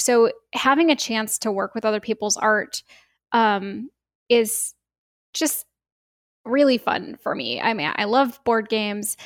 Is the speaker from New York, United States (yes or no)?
no; Bay Area, California, United States; I grew up in the Bay Area. I've been here my whole life